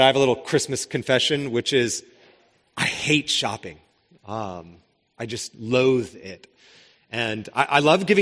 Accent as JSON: {"language": "English", "town": "Spokane", "region": "Washington", "country": "United States", "tie": "born or raised there", "said": "I grew up in Spokane"}